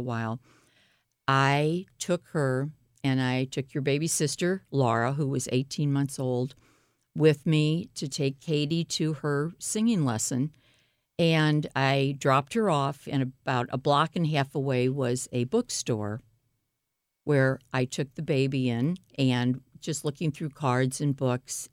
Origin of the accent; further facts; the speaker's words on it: St. Louis, Missouri, United States; I grew up in Pasadena Hills in Normandy, which is North Saint Louis